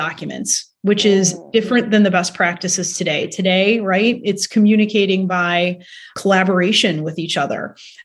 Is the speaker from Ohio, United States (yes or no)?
yes; Cleveland, Ohio, United States; moved away as an adult; also born or lived in New Jersey; now in Chicago, United States; I'm from Cleveland, Ohio